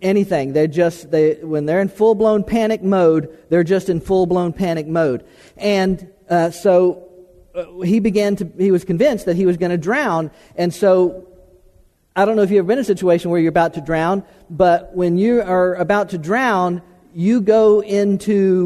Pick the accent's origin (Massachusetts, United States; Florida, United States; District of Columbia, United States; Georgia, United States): Florida, United States; I was born and raised in Florida, in South Central Florida, and South Florida